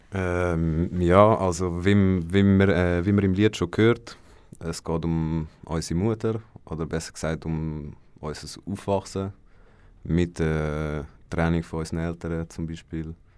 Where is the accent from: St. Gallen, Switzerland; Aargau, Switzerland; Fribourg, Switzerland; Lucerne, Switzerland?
Aargau, Switzerland; Mellingen; ich bin auch von Mellingen